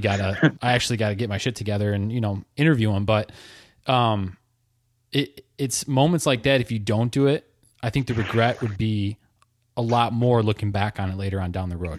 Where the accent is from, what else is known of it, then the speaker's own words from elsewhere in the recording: Lake Erie area, Michigan, United States; also born or lived in Traverse City, Michigan; back to my hometown